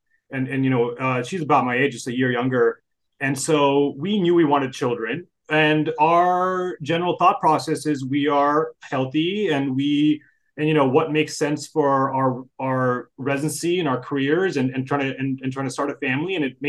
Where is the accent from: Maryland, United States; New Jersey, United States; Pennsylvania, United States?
New Jersey, United States; moved away as an adult; also born or lived in Durham, North Carolina / Fort Benning, Georgia / Fort Belvoir, Virginia; now in Bethlehem, United States; So I grew up in New Jersey.